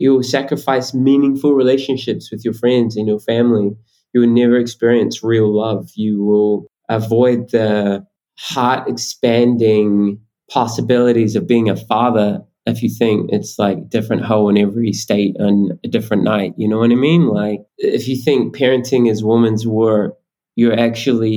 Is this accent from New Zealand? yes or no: yes; New Zealand